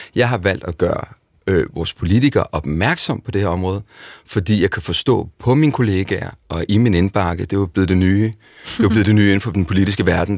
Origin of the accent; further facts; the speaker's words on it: Denmark; Her hjemme i Danmark